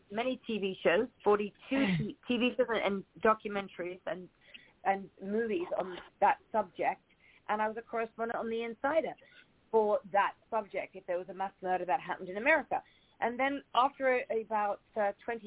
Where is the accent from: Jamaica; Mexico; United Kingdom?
United Kingdom; England; moved away as an adult; also born or lived in Spain; now in West Hollywood, United States; Born and raised in England, so I'm very English. Left England at 18 years old